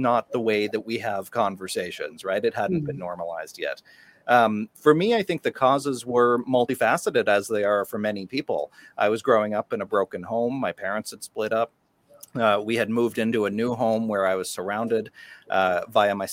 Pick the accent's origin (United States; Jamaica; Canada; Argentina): Canada; a small town on the east coast of Canada, Atlantic Canada; my hometown, a small town on the east coast of Canada